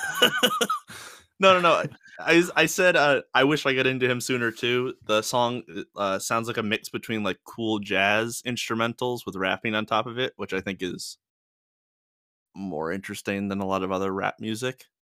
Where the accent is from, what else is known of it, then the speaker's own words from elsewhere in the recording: New York, United States; moved away; I'm from New York